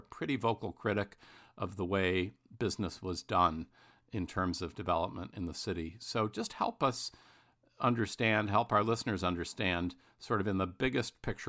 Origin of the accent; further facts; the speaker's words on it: Midwest, United States; I'm from the Midwest. Bruce is also.